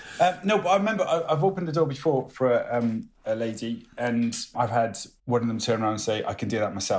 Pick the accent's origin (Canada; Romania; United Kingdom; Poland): United Kingdom; Welsh, Wales; also born or lived in United States; But I'm Welsh